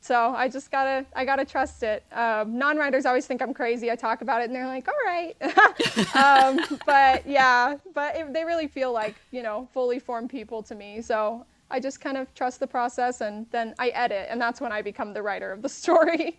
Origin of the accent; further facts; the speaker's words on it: San Antonio, Texas, United States; also born or lived in Houston, Texas; I'm from San Antonio, Texas